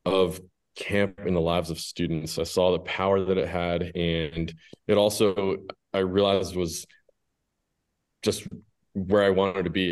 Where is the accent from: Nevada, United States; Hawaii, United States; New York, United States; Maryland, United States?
New York, United States; Schroon Lake; I grew up here in Scroon Lake, and both my parents worked for Word of Life